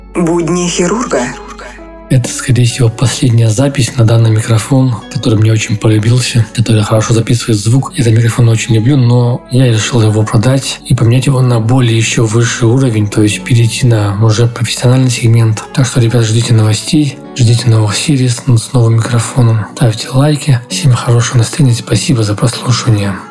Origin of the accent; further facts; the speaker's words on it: Dagestan, Russia; moved away; на море поеду, в Дагестан. В родные края поеду